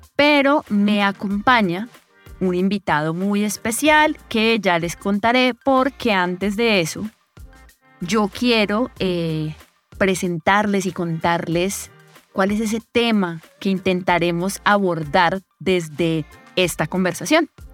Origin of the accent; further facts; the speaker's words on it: Colombia; Yo soy de aquí, de Colombia